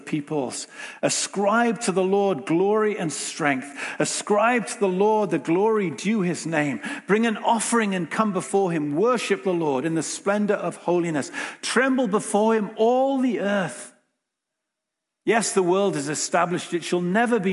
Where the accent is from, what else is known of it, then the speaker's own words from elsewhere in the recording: England, United Kingdom; moved away as an adult; now in Winnipeg, Canada; us all being English